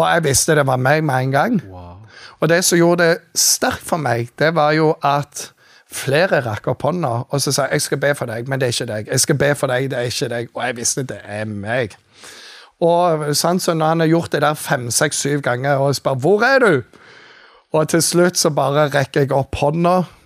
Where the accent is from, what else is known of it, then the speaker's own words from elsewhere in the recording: Jæren, Rogaland, Norway; moved away as an adult; also born or lived in Bergen; now in Kristiansand, Norway; jeg er oppvokst på Jæren